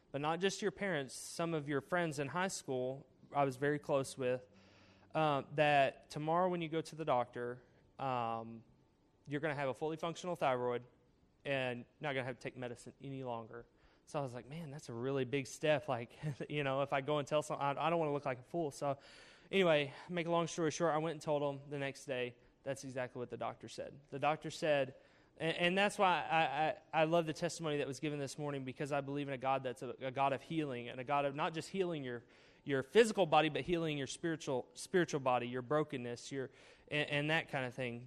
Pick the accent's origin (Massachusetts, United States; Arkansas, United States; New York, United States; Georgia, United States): Arkansas, United States; Cedarville; I am from Arkansas, Cedarville, Arkansas, with a population of under uh, 2,000, uh, 1,333 people to be exact. So it's a small town, uh, small town school, graduated with a class of 52